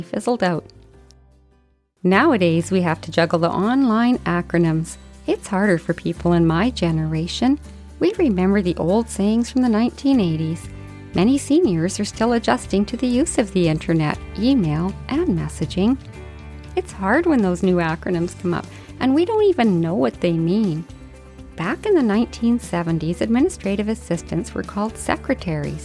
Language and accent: English; Canada; I'm Canadian